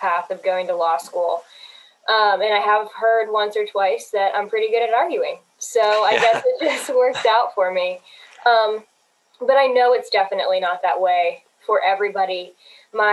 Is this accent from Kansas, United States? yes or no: no; Greensburg, Pennsylvania, United States; now in Greenville, United States; I'm from Greensburg, Pennsylvania, and I found my way all the way down here in Greenville, South Carolina